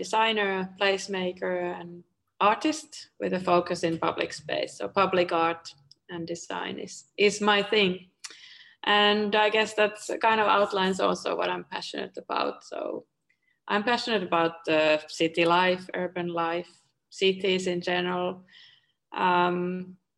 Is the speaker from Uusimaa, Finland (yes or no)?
yes; Espoo, Uusimaa, Finland; also born or lived in Helsinki; I grew up in Tapiola, Espoo, which is the neighboring city to Helsinki.